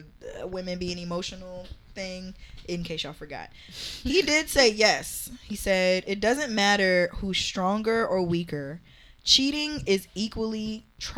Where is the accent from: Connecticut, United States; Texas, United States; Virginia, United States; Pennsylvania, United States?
Virginia, United States; I'm from Virginia